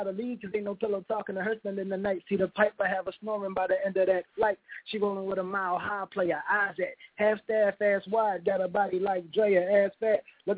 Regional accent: Philadelphia, Pennsylvania, United States; I'm from Southwest.

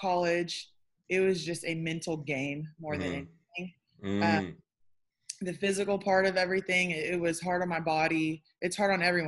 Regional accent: Tulsa, Oklahoma, United States; Born and raised in Tulsa, Oklahoma.

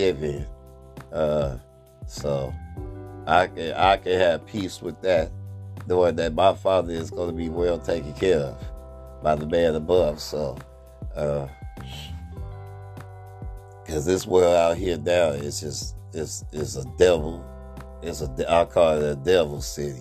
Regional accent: Oakland, California, United States; also born or lived in Berkeley, California / Sacramento, California; I lived in Oakland for 4 years, going on 41 years

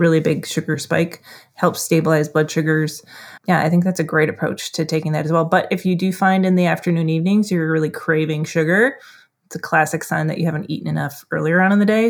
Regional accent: Duluth, Minnesota, United States; That's in my hometown here

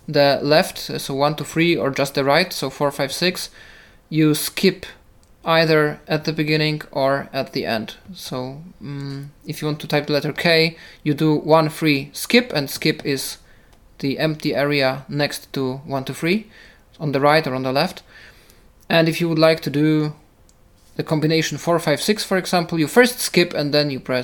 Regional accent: Poland; first language Polish; English is a second language; For me, it's Polish, I guess, because that's my native language, so I use it the most

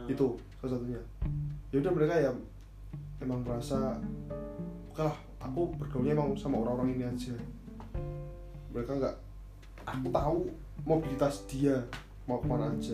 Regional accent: Java, Indonesia; ya dewi wong Jawa emang kita tuh orang Jawa yang nggak lepas dari hubungan sosial

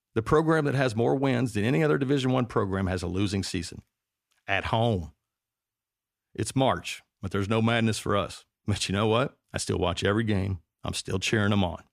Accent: Kentucky, United States; moved away; My home state

